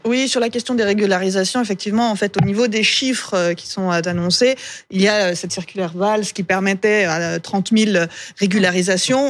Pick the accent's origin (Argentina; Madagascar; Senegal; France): France; Pays de Gex, Auvergne-Rhône-Alpes; je viens du pays de Gex, on est dans un secteur frontalier